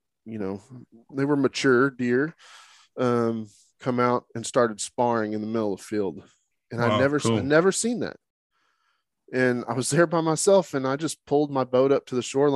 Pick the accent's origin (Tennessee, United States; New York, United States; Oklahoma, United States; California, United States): Oklahoma, United States; I'm from Oklahoma